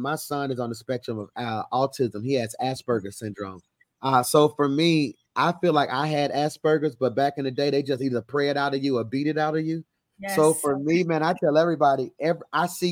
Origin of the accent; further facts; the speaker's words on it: Birmingham, Alabama, United States; I'm from Birmingham, Alabama, the place of reconciliation and change.